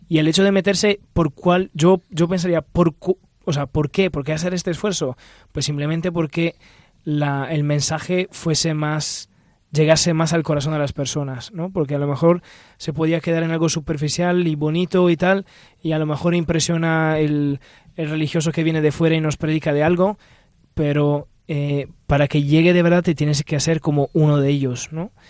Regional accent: Italy; now in Spain; Pero por yo que vengo de Italia a España, hay cosas que percibes de cambio

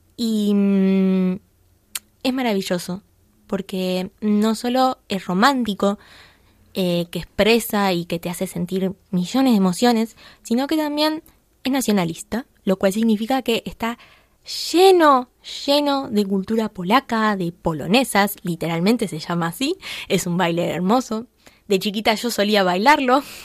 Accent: Buenos Aires Province, Argentina; yo soy argentina, soy de Buenos Aires, soy porteña, aunque no tan porteña porque soy del conurbano bonaerense

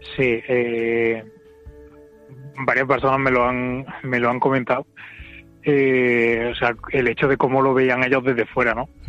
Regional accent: Córdoba, Andalusia, Spain; moved away as an adult; also born or lived in Madrid; soy de aquí soy de Córdoba y me fui allí a trabajar

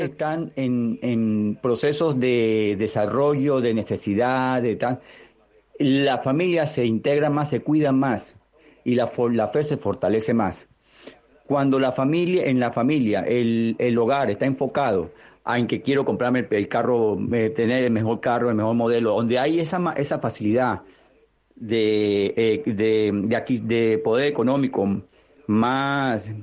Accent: Venezuela; now in Spain; yo soy un inmigrante venezolano

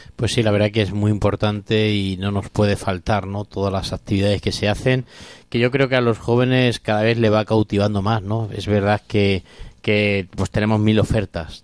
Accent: Corral de Almaguer, Castilla-La Mancha, Spain; now in Alcuéscar, Spain; yo soy de Corral de Almaguer, que es mi Virgen de la Muela

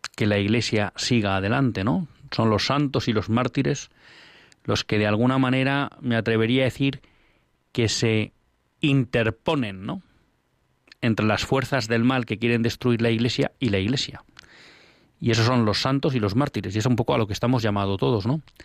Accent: Basque-speaking homeland, Basque Country, Spain; yo no manejo la, la, lengua de mi tierra, una de las lenguas de mi tierra, el otro es el castellano, pero el vascuence no lo manejo bien

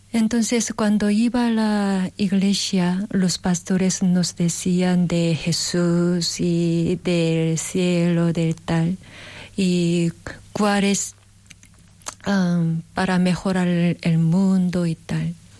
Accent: South Korea; Spanish is a second language; moved away; en Corea calculamos la edad un poco diferente que aquí

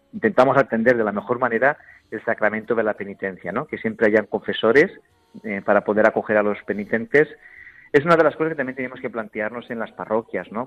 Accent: Valencian Community, Spain; yo como buen valenciano que soy, nací en estas raíces valencianas

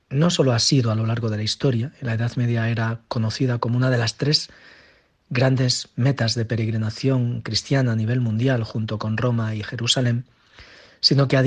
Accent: Santiago de Compostela, Galicia, Spain; La ciudad de Santiago de Compostela, mi ciudad natal, a la que llamo habitualmente ciudad almada, ciudad con alma

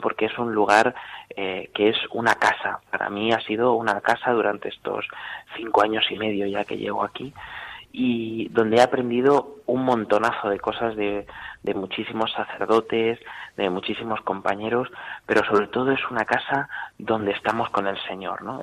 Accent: Talavera de la Reina, Castilla-La Mancha, Spain; soy de Talavera de la Reina, de la parroquia de Santa María la Mayor

